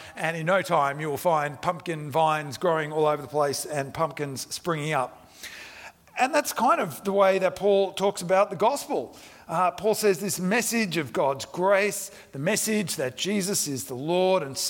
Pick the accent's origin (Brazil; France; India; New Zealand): India; moved away; I grew up in India